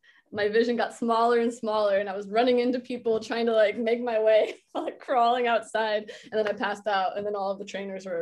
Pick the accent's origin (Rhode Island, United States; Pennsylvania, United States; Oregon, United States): Oregon, United States; moved away as an adult; also born or lived in Florida; I grew up playing soccer in Oregon.